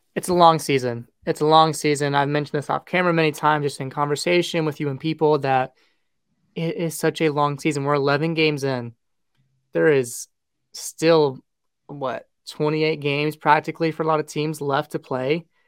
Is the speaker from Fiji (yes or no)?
no; United States; as an American fan